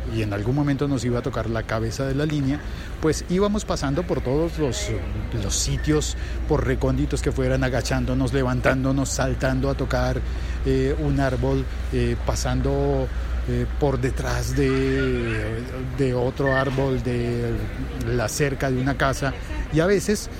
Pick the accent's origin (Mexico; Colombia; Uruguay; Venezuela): Colombia; en mi país